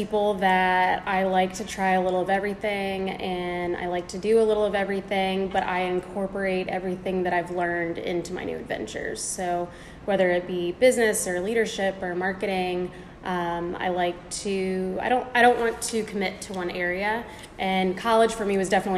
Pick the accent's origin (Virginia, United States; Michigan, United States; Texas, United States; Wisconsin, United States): Virginia, United States; Newport News; moved away as an adult; also born or lived in Tampa; I was born and raised in Newport News.